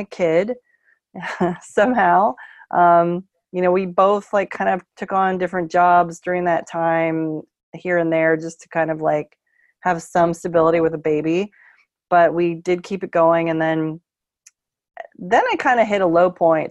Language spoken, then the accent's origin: English; Bay Area, California, United States; moved away as an adult; also born or lived in San Francisco; now in Portland, United States; I'm from the Bay Area.